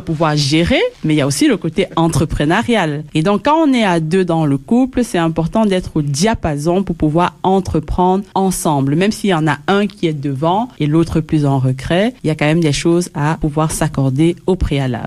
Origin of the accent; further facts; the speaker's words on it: Belgium; je suis de la Belgique